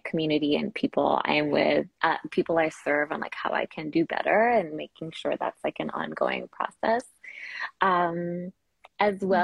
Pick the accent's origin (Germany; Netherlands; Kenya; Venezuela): Kenya; now in Canada; I was raised in Kenya and I grew up in Kenya